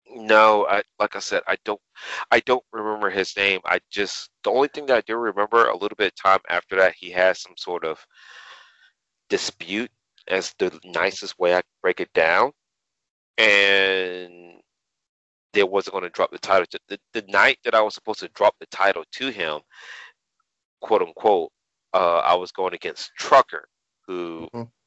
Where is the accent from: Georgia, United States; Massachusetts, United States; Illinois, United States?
Georgia, United States; Savannah; to perform in front of my hometown, in front of my peeps